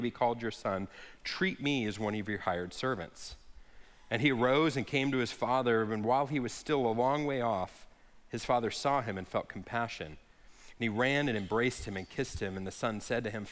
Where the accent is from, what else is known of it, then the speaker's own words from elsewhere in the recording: Lake Havasu City, Arizona, United States; I grew up here in Lake Havasu